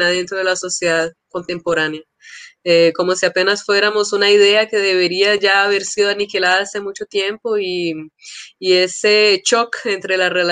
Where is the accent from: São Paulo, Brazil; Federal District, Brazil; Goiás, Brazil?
São Paulo, Brazil; born there; yo nací en São Paulo, eh, en un momento que era así del encuentro eh, de grandes asambleas de líderes indígenas